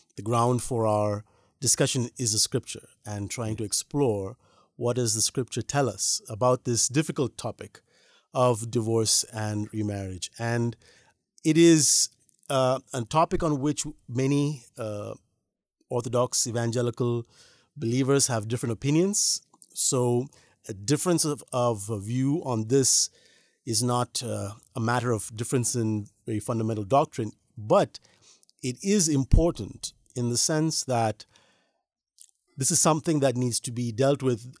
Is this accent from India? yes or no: yes; India; as Indian Christians